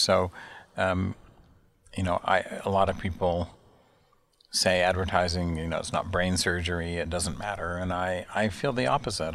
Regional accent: Salt Lake City, Utah, United States; moved away as an adult; also born or lived in Chicago / New York; I'm from Salt Lake City, Utah. I grew up in the Mountain West uh, of the United States

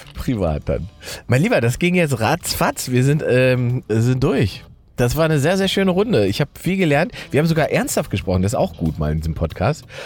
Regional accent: Saxony-Anhalt, Germany; moved away; da, wo ich herkomme, ne, Sachsen-Anhalt im Osten

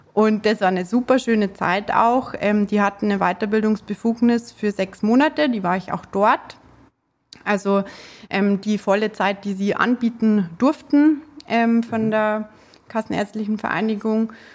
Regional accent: Munich, Bavaria, Germany; accent: Bavarian; Ich komme aus München, aus dem ja, schönen Bayern. Ähm, ich versuche mich jetzt auch mit dem Dialekt ein bisschen zurückzuhalten

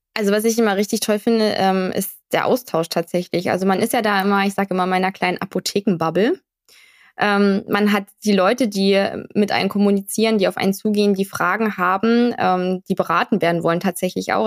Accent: Dresden, Saxony, Germany; Ich komme aus Dresden

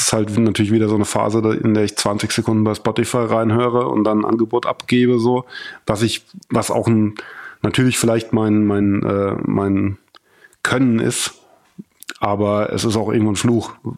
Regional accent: Germany; moved away as an adult; now in Berlin, Germany; weil ich mir da viel aufgebaut habe

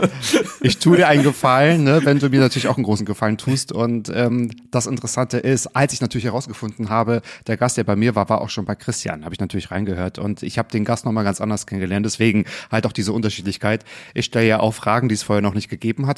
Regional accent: Northern Germany, Germany; ich komme auch aus dem Norden

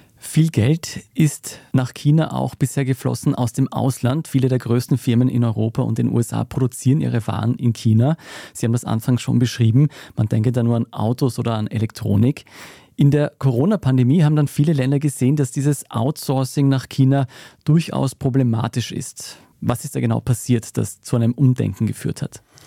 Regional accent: Austria; bei uns in Österreich

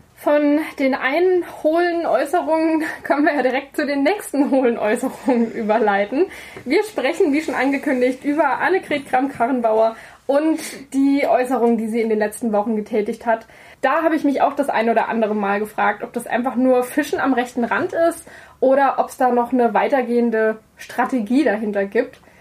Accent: Saarland, Germany; als gebürtige Saarländerin

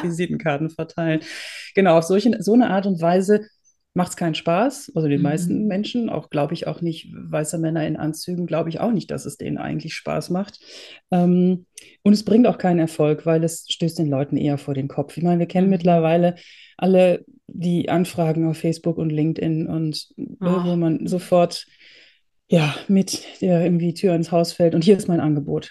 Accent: Netherlands; also born or lived in Germany; now in Austria; Ich bin geborene Holländerin, habe viele Jahre in Deutschland gewohnt und lebe jetzt im schönen Österreich in den Bergen

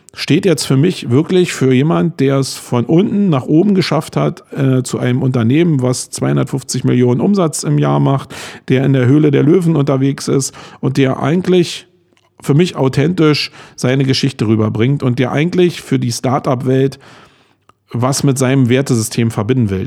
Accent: Germany; als Deutscher

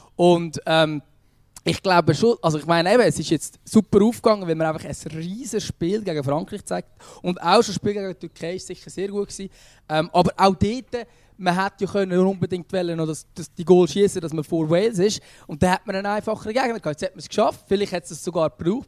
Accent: Switzerland; now in Lucerne, Switzerland; als Schweizer

